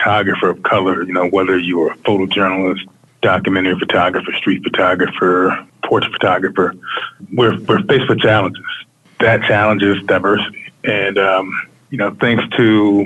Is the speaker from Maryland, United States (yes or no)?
yes; Baltimore, Maryland, United States; moved away as an adult; now in Washington, D.C., United States; I'm born and raised in Baltimore.